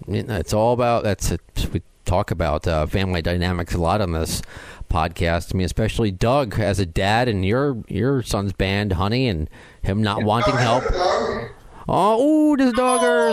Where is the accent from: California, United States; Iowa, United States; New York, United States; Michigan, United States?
New York, United States; I'm a New Yorker